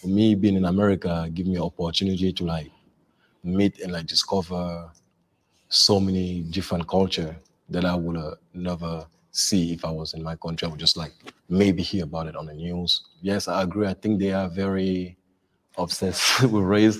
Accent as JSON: {"language": "English", "town": "Richmond", "region": "Virginia", "country": "United States", "said": "I am from Richmond, Virginia"}